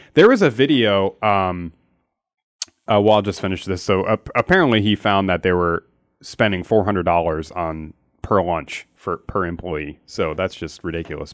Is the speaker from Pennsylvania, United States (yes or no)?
yes; Philadelphia, Pennsylvania, United States; I'm from Philly